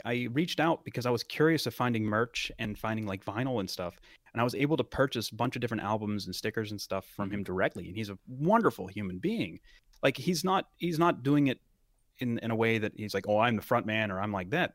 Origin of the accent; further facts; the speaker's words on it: Western Pennsylvania, United States; it is my hometown